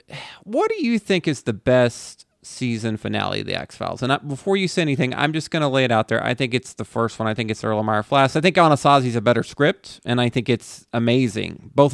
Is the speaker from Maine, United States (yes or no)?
no; Texas, United States; I grew up in parts of Texas.